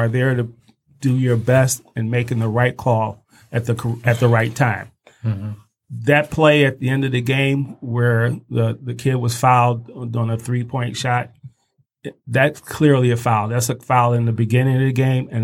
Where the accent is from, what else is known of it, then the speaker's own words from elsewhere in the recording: Detroit, Michigan, United States; A local guy here, born and raised in Detroit